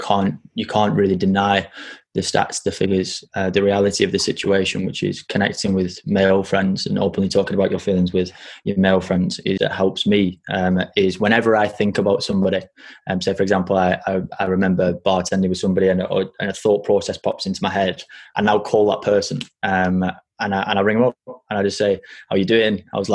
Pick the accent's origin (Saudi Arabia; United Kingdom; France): France; born there; I was born in France.